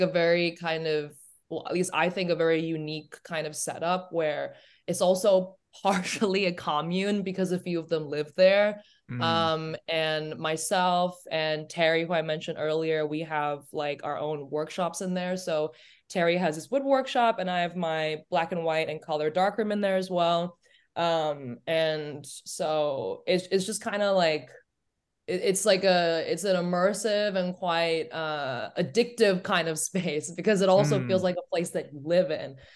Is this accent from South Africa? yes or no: no; Hong Kong; first language English; moved away as an adult; also born or lived in Germany / United States; I grew up in Hong Kong, went to high school there. I actually went to an Australian school. It was an international school. I was there for 14 years